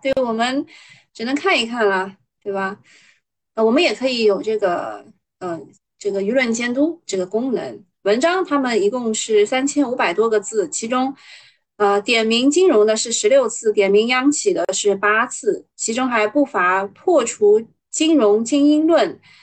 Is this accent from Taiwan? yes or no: no; China; 我们中国人